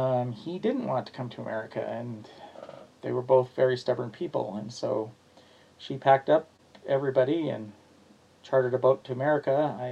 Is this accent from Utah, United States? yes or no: yes; Salt Lake City, Utah, United States; also born or lived in Spanish Fork, Utah; now in Payson, United States; I grew up probably most of my childhood in Salt Lake, and then I moved to Spanish Fork for a few years, and then I've been in Payson.